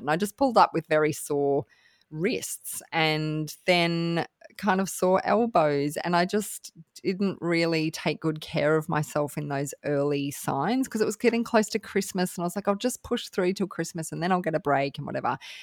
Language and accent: English; Australia; I'm from Australia